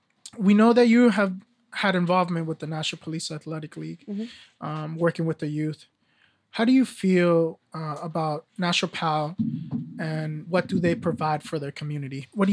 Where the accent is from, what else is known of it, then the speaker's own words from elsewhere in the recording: Nashua, New Hampshire, United States; also born or lived in Brooklyn; I remember, you know, when I grew up here in Nashua, when I first came from Brooklyn, we couldn't afford to go to the Boys and Girls Club